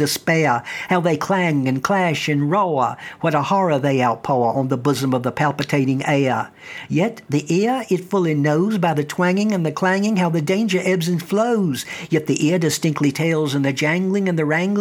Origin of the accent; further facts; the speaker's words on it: the South, United States; I grew up in the South